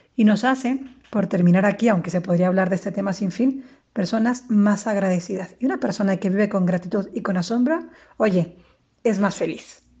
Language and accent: Spanish; Guaymas, Sonora, Mexico; moved away as an adult; now in Madrid, Spain; Soy mexicana del norte de Guaymas, Sonora, pero eh, desde hace 10 años vivo en Madrid